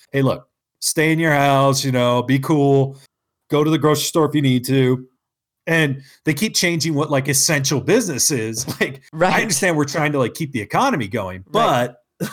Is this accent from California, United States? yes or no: yes; California, United States; now in Utah, United States; I'm from California